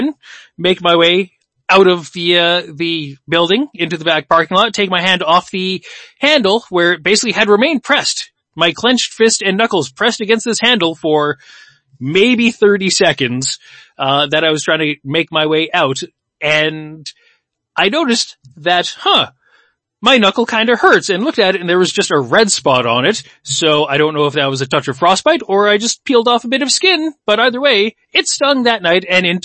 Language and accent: English; Winnipeg, Manitoba, Canada; we are from Winnipeg, we have spent our whole lives here